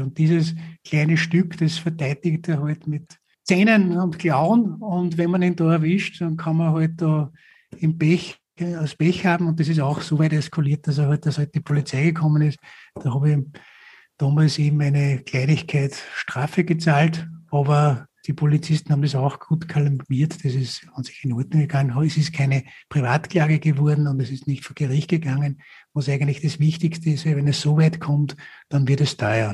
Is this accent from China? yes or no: no; Upper Austria, Austria; Oberösterreich, also in meinem Heimatbundesland